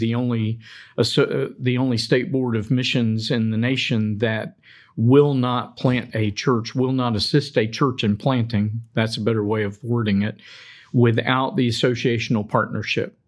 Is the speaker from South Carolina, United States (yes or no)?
no; Daytona Beach, Florida, United States; moved away; I grew up in Daytona Beach